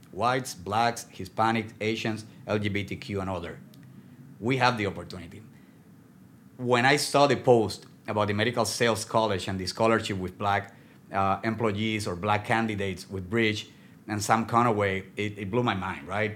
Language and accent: English; Puerto Rico; English is a second language; moved away; I am from Puerto Rico, from Latin America. Uh, I was telling you earlier, I dream in Spanish, I speak Spanish